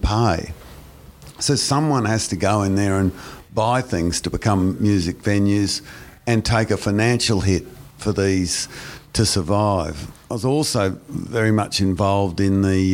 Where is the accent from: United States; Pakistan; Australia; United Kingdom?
Australia; Brisbane, Queensland; I'm very patriotic to Brisbane. I'm much more of a Brisbane person than I am a Queenslander or an Australian